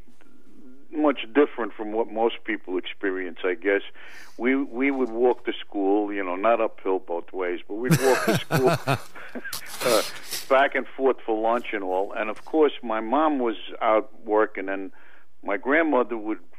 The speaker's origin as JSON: {"language": "English", "town": "New York City", "region": "New York", "country": "United States", "tie": "born or raised there", "said": "I was born in 1941 in Brooklyn, and I lived in the same apartment as my grandparents with my mother and father"}